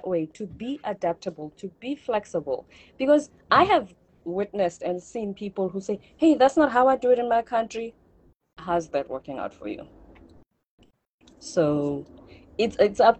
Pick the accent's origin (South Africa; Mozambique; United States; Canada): South Africa; moved away as an adult; also born or lived in South Korea; I come from South Africa